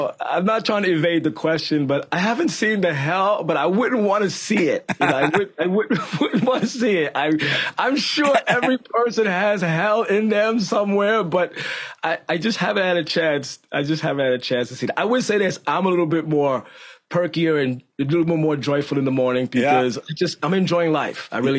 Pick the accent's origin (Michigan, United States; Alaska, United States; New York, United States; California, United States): New York, United States; Bronx; In the Bronx.